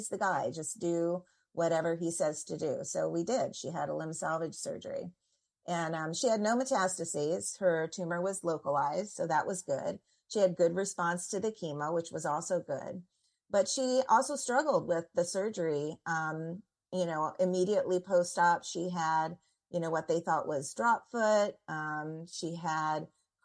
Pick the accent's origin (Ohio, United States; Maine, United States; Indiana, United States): Indiana, United States; moved away as an adult; also born or lived in Washington, D.C.; I'm from Indiana, and I've lived in Washington, D.C.